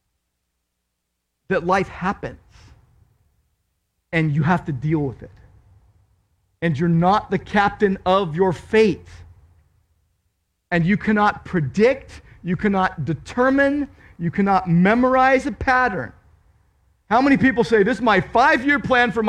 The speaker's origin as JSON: {"language": "English", "town": "Downey", "region": "California", "country": "United States", "tie": "born or raised there", "said": "I grew up in Downey"}